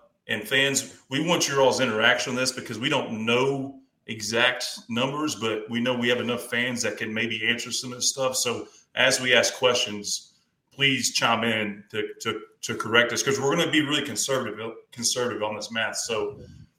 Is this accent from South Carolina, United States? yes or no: no; Kentucky, United States; I'm from Kentucky, so I'm not far from Louisville